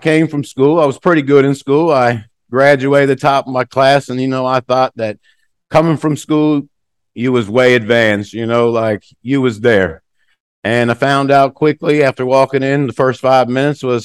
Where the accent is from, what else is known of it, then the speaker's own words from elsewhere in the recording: United States; moved away as an adult; also born or lived in Norway; being an American